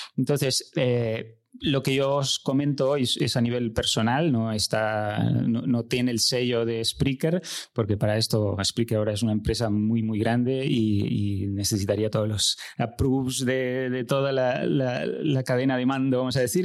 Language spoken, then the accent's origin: Spanish; Uruguay; moved away as an adult; also born or lived in Barcelona; now in Spain; nací en Uruguay, y llevo en España desde 2001, hace unos 20 años